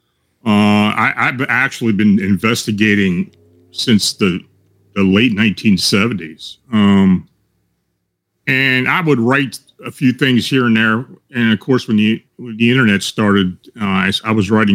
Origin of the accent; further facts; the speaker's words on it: near Gettysburg, Pennsylvania, United States; moved away as an adult; also born or lived in Baltimore, Maryland; I grew up near the Gettysburg battlefield. And, you know, I came back and lived here now again. I lived down in Baltimore for about 40 years and I moved back.